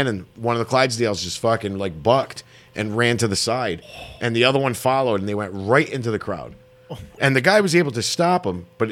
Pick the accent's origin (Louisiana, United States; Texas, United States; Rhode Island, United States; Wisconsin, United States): Rhode Island, United States; Bristol; moved away; I went for 27 years because I'm originally from Bristol